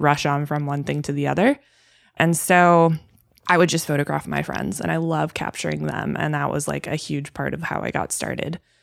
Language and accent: English; Milwaukee, Wisconsin, United States; moved away as an adult; So, I'm originally born and raised in Wisconsin. I was born in Milwaukee specifically, and until I was 22 years old, I lived there.